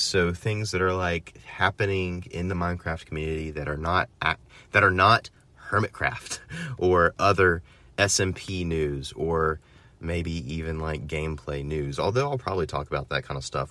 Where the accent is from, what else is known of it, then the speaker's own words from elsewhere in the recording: United States; as an American